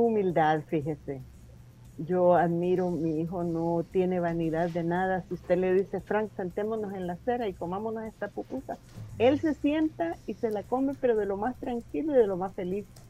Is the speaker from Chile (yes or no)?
no; El Salvador; moved away as an adult; also born or lived in United States; muchos salvadoreños